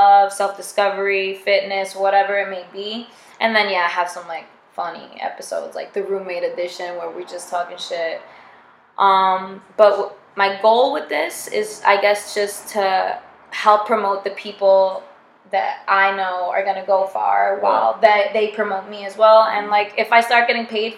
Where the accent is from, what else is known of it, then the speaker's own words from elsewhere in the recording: Long Island, New York, United States; moved away as an adult; also born or lived in Queens; now in Los Angeles, United States; I'm from Long Island originally